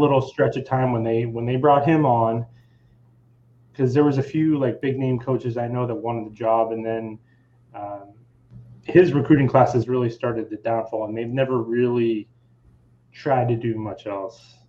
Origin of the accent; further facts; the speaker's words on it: Erie, Pennsylvania, United States; I grew up in Erie, which is in between. It's like right in between Buffalo, Cleveland, and Pittsburgh.